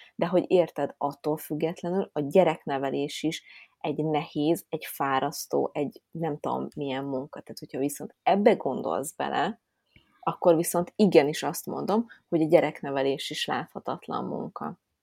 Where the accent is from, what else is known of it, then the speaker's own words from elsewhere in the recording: Budapest, Hungary; Én, aki, értitek, fővárosba nőttem föl, és az állatkertbe láttam kecskét